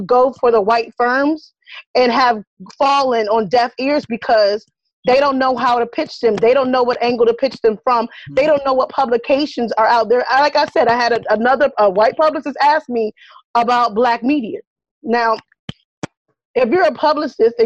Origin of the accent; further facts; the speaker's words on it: the South, United States; I'm from the South.